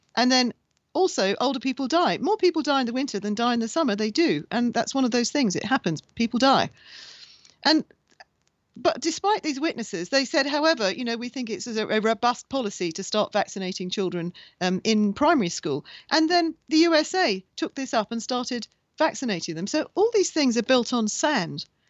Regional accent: Bahrain; I was born in Bahrain in the Middle East

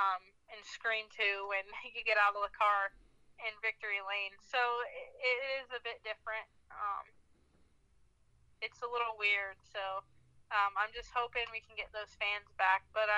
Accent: Denver, North Carolina, United States; I get asked if I'm from Colorado several times, and no matter how many times I put Denver, North Carolina on something, I guess no one reads it right, and they always think Colorado.

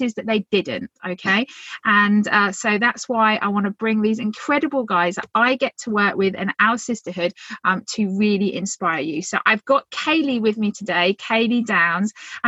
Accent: Phoenix, Arizona, United States

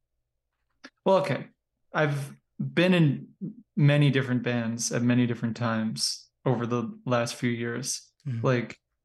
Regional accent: Long Island, New York, United States; moved away as an adult; also born or lived in Ohio / California; now in Cleveland, United States; I was born and raised in Long Island

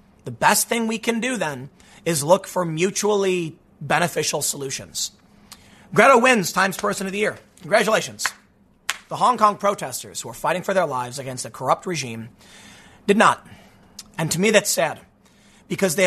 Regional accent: Chicago, Illinois, United States; growing up on the South Side

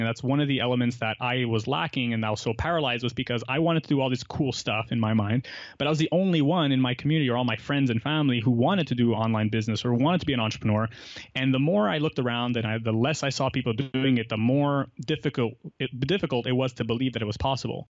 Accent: Montreal, Quebec, Canada; I grew up in Montreal. I've lived here my whole life.

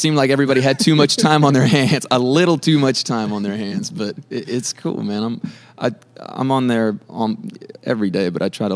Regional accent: Del Rio, Texas, United States; born or raised there; moved away as an adult; now in Nashville, United States

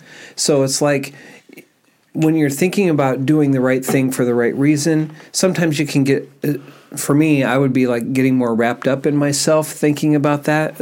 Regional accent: Iowa, United States; I'm from Iowa

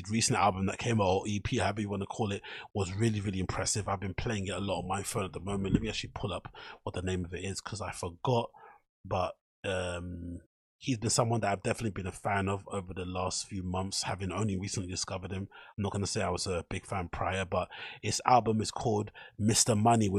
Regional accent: Newham, London, United Kingdom; from Newham, the same borough that I grew up in East London

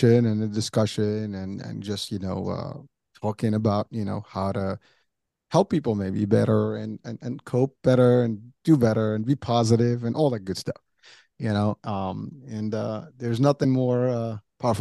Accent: New York, United States; also born or lived in Pennsylvania; now in Central New Jersey, United States; I'm from New York, so, you know, the pace is very high

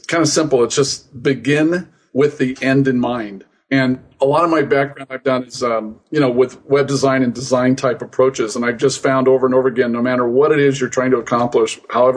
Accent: Phoenix, Arizona, United States; I grew up in Phoenix, Arizona

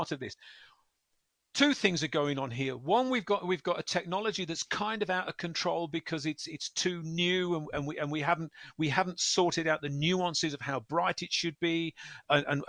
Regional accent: West Midlands, United Kingdom; the West Midlands, my hometown

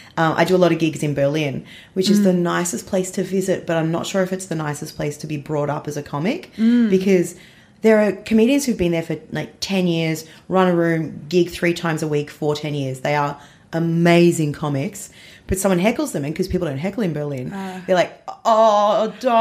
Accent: Melbourne, Victoria, Australia; I grew up in Melbourne.

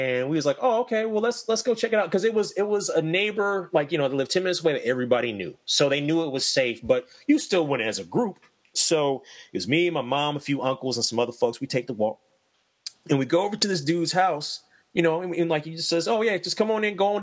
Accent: Middletown, United States; when I grew up in Middletown, there used to be this corner store

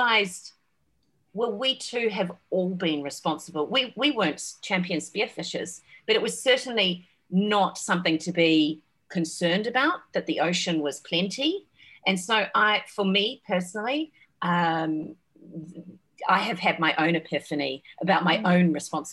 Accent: New Zealand; I grew up in New Zealand

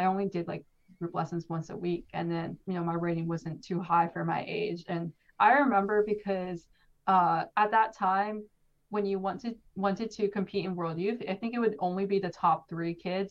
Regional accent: California, United States; also born or lived in New York; I was born in New York, but I learned how to play chess in California because I moved there when I was around 3 years old.

